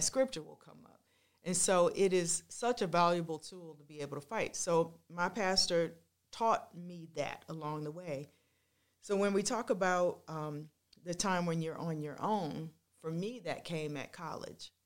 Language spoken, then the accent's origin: English; Washington, District of Columbia, United States; I grew up in Washington, D C, in that area. That's where I was born